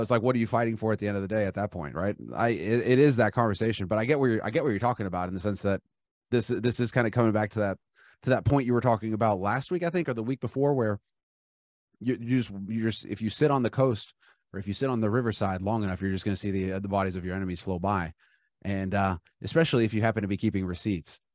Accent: Los Angeles, California, United States; I grew up in Los Angeles

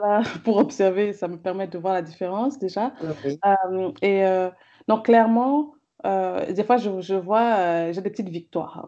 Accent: Cameroon; j'ai grandi au Cameroun euh, avec des parents camerounais

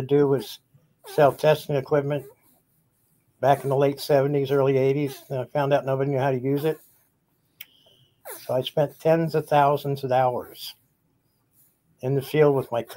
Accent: Cincinnati, Ohio, United States; moved away as an adult; also born or lived in Cleveland; I'm out of Cincinnati now

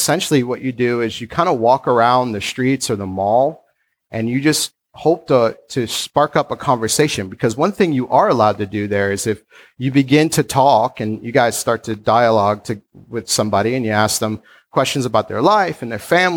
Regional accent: United States

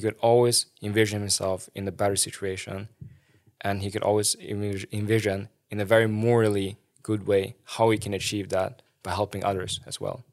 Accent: Sweden; I remember when I was growing up in Sweden

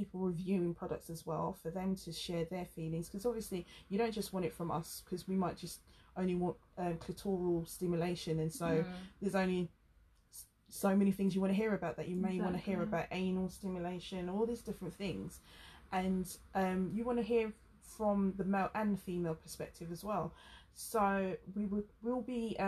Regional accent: England, United Kingdom; accent: very English; Me with my very English accent

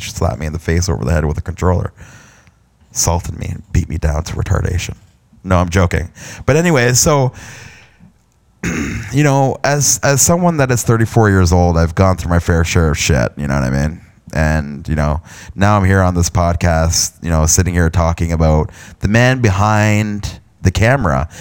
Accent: London, Ontario, Canada; also born or lived in Stratford, Ontario; I was born and raised in Canada, in a province of Ontario, and London, Ontario

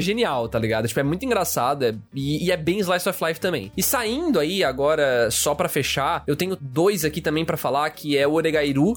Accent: Brazil; como brasileiros

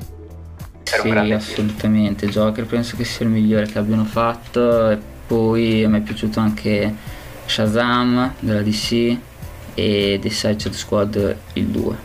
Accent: Bologna, Emilia-Romagna, Italy; io vengo da Bologna

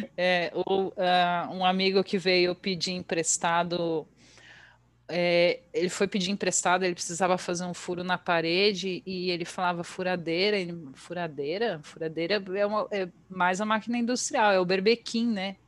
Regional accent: Bragança Paulista, São Paulo, Brazil; moved away as an adult; also born or lived in Atibaia / Porto, Portugal; now in Luxembourg; Eu nasci em Atibaia. Ah, mas tá. Eu, ah, mas eu morei a vida inteira em Bragança, então eu sou super Bragantina.

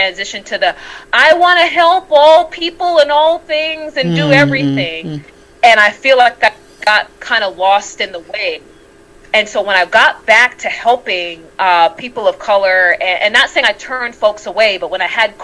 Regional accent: New York City, New York, United States; moved away as an adult; now in Buenos Aires, Argentina; I'm originally from Brooklyn, New York, and right now I live in Buenos Aires, Argentina

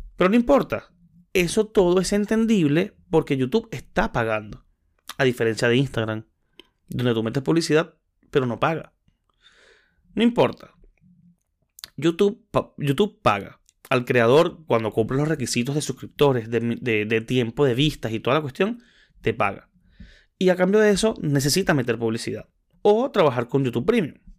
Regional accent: Maracay, Aragua, Venezuela; soy de Maracay

